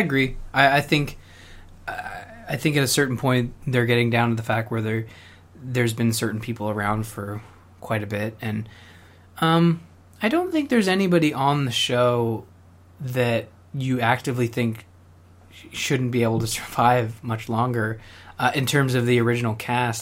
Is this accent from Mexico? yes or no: no; Canada; I'm Canadian